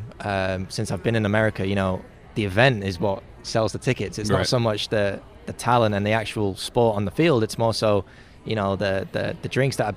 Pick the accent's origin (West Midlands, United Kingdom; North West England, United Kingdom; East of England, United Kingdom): North West England, United Kingdom; Liverpool; moved away as an adult; also born or lived in Georgia, United States; now in Knoxville, United States; I'm from Liverpool, England originally.